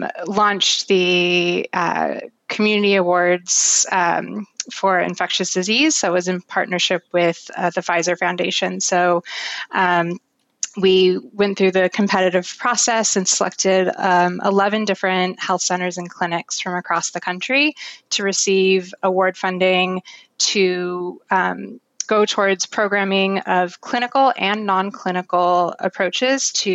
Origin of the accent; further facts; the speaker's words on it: Santa Barbara, California, United States; I grew up in Santa Barbara, where Direct Relief is headquartered